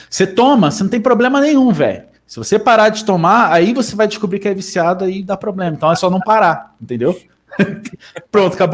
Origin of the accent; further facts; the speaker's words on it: Rio de Janeiro, Brazil; Cara, eu vim dos confins de Rio de Janeiro.